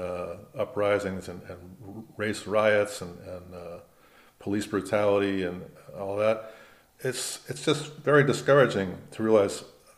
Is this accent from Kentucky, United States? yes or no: no; West Hollywood, California, United States; West Hollywood, right. At the time, it was an unincorporated part of Los Angeles County. It wasn't part of the city.